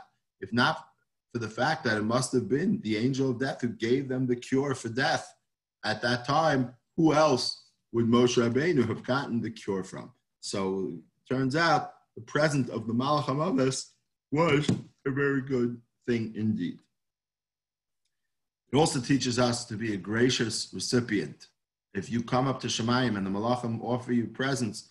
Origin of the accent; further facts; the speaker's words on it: New York City, New York, United States; now in Hollywood, Florida, United States; I grew up in Manhattan